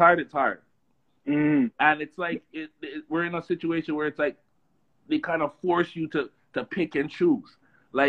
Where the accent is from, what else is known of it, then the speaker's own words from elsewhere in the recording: Toronto, Ontario, Canada; also born or lived in Oakwood and Vaughan, Toronto; I come from Oakland and Vaughan originally, but I grew up in Finch, right? Driftwood and those stuff